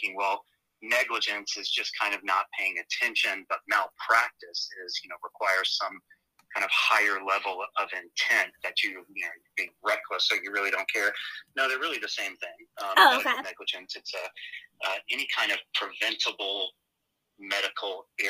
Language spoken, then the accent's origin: English; Georgia, United States; moved away as an adult; also born or lived in Chicago, Illinois; now in San Diego, United States; So I was really raised down in the South in Georgia